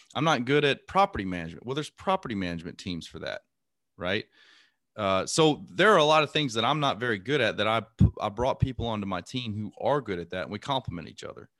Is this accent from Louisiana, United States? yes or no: yes; Lake Charles, Louisiana, United States; moved away; also born or lived in Imperial Beach, California / Panama City, Florida; I grew up in Lake Charles, Louisiana